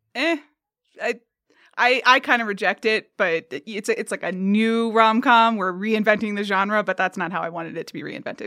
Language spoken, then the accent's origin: English; Atlanta, Georgia, United States; moved away; I grew up in Atlanta, Georgia